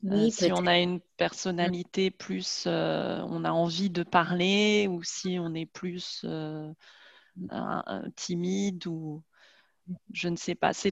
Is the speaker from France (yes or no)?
yes; Paris, Île-de-France, France; du sud-est de la France, hein, parce que moi je suis parisienne